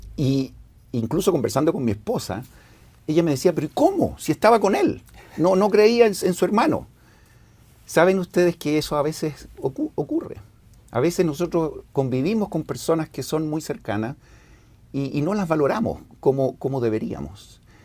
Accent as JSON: {"language": "Spanish", "town": "Santiago", "region": "Santiago Metropolitan Region", "country": "Chile", "tie": "born or raised there", "said": "yo nací en Santiago, en Chile"}